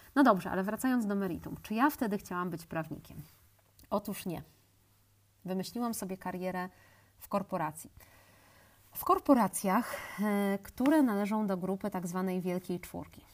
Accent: Łódź, Łódź Voivodeship, Poland; pochodzę z Łodzi

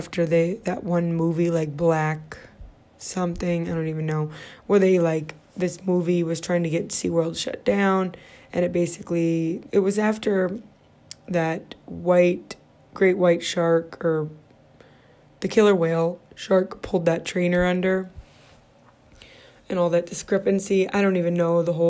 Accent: Midwest, United States; moved away as an adult; now in California, United States; I grew up in the Midwest. I pretty much lived in the Midwest my whole life, except when I lived abroad

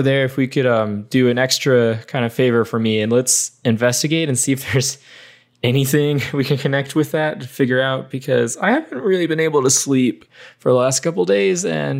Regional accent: Ava, United States; born or raised there

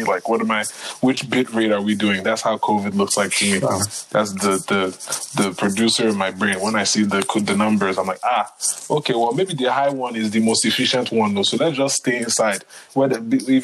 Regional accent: New York, United States; As a New Yorker.

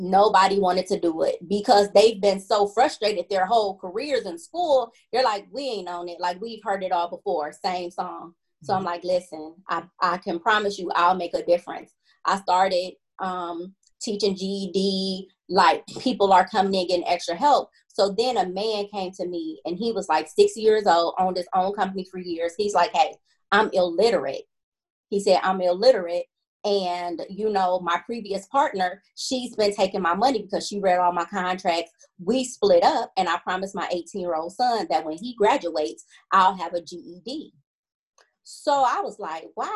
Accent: Cleveland, Ohio, United States; born and raised in Cleveland, product of the Cleveland Metropolitan School District

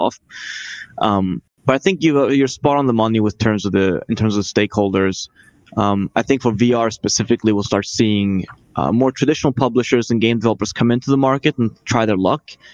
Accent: Sweden; I'm from Sweden

